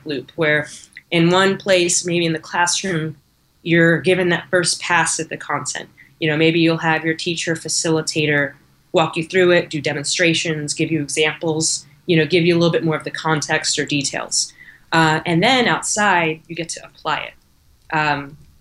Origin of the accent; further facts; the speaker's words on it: Alameda, California, United States; I'm from Alameda here in the Bay Area